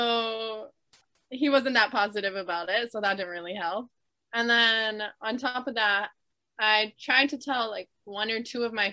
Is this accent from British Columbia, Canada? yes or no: no; Toronto, Ontario, Canada; I'm from Toronto, Ontario, which is a very popular city in Canada